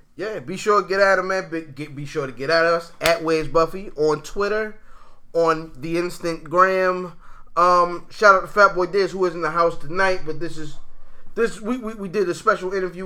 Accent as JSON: {"language": "English", "area": "Anne Arundel County", "region": "Maryland", "country": "United States", "tie": "born or raised there", "said": "we grew up in Anne Arundel County, and Anne Arundel County is very, very racially mixed"}